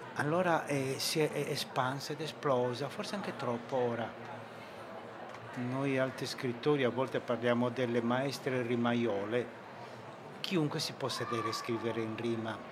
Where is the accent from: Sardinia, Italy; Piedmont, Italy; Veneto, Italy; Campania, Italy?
Sardinia, Italy; io sono sardo